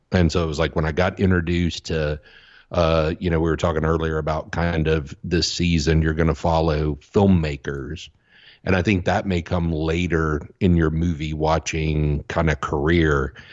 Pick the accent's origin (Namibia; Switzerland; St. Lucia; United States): United States; the South; as a kid growing up in the South